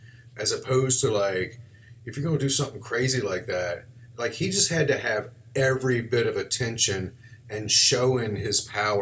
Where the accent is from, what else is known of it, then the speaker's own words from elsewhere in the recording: the South, United States; accent: southern; Tegan made fun of my southern accent this morning.